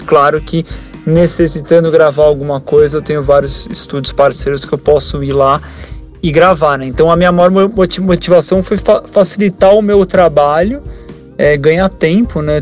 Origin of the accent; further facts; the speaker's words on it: São Paulo, Brazil; sou de São Paulo.